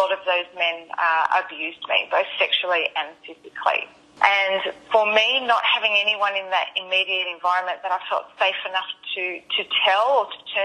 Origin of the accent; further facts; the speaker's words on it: Sydney, New South Wales, Australia; now in Sunshine Coast, Australia; I'm originally from Sydney